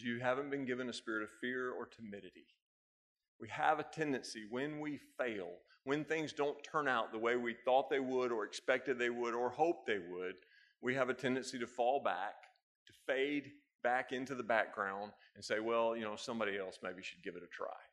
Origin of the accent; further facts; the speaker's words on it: United States; I'm an American